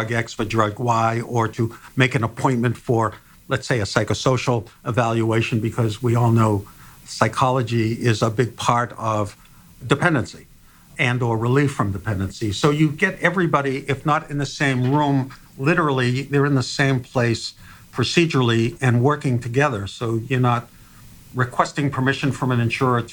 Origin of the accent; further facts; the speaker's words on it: Massachusetts, United States; I'm from Massachusetts